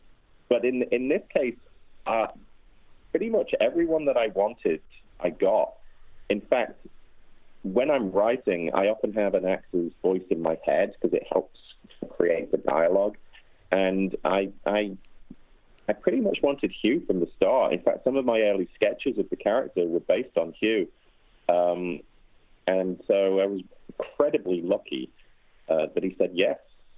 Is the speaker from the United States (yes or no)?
no; Liverpool, North West England, United Kingdom; Yes, I suppose I am a Scouser, although I don't feel like I've got much of the accent.